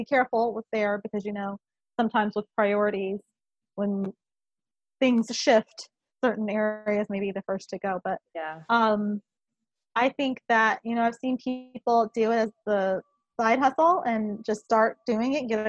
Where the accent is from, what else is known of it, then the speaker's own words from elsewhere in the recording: Omaha, Nebraska, United States; I'm from Omaha, Nebraska